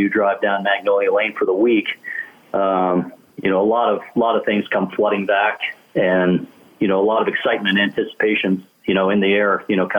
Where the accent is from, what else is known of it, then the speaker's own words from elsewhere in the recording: Canada; as a kid growing up in Canada